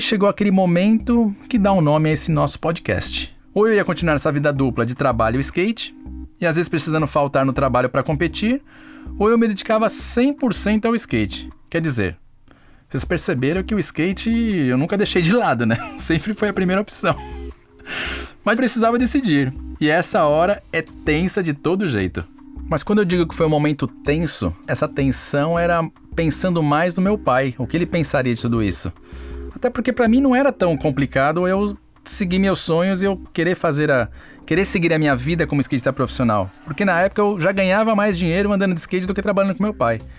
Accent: Santo André, São Paulo, Brazil; Lá onde eu nasci mesmo, em Santo André

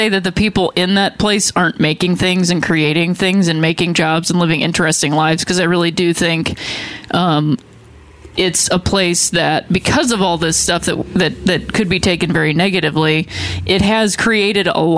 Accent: Akron, Ohio, United States; Um, I lived with my mom and my her parents, my grandparents. That's the house that I grew up in. Same in house she grew up in.

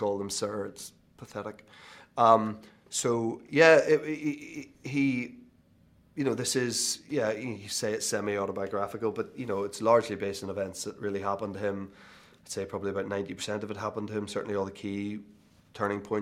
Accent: Belfast, Northern Ireland, United Kingdom; moved away; I was obviously born in Belfast, but I grew up 6 miles outside of Belfast, went to school in Belfast

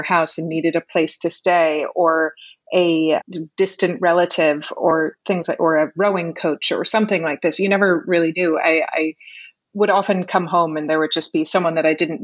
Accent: Connecticut, United States; also born or lived in New York City; now in Puerto Rico; I was born in New York City, and I grew up in Connecticut

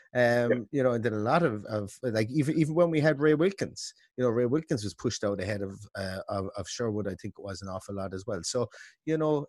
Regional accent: Limerick, Munster, Ireland; I'm from Limerick

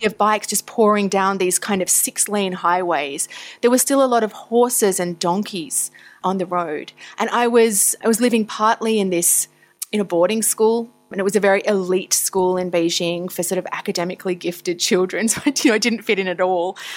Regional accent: Tasmania, Victoria, Australia; moved away; I grew up in Australia, initially in Tasmania, which is the island down the bottom. And then I spent my high school years on the mainland, as we call it, in Victoria.

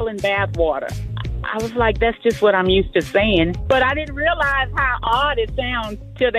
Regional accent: Louisiana, United States; moved away; Well, I'm from Louisiana

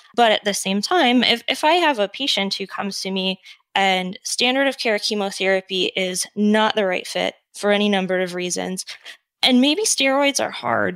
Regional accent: Detroit, Michigan, United States; moved away as an adult; also born or lived in Prince Edward Island, Canada / North Carolina / Washington / Minnesota; now in Eden Prairie, United States; I'm originally from Michigan, Metro Detroit area

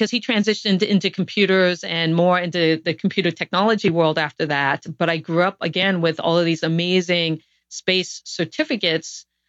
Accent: Guam; born there

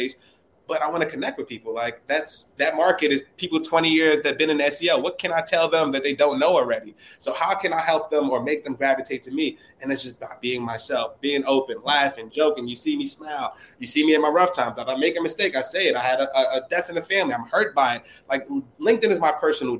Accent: New York City, New York, United States; from the Bronx

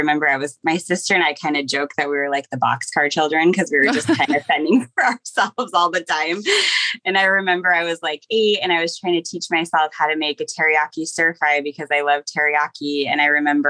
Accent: Seattle, Washington, United States; now in Portland, United States; I grew up in Seattle

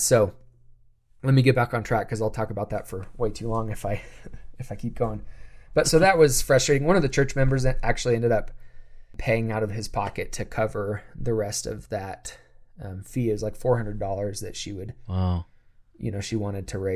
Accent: United States; being an American

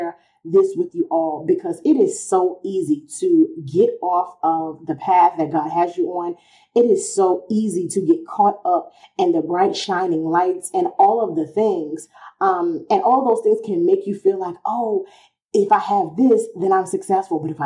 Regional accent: New York City, New York, United States; I'm from Queens

